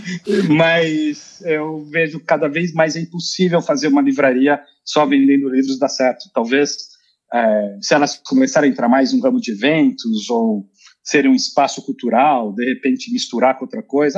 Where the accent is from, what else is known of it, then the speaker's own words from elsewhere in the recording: Brazil; moved away as an adult; now in Sweden; eu sou brasileiro moro na Suécia